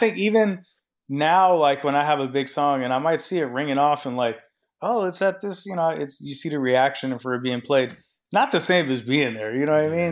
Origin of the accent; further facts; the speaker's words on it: Seattle, Washington, United States; I'm from Seattle